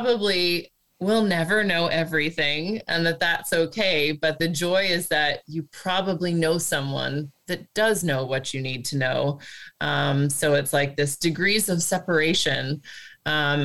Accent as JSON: {"language": "English", "country": "United States", "also_born_or_lived": "Australia / Asia and the Pacific / Middle East", "moved": "as an adult", "lives_now": "Netherlands", "said": "as an American"}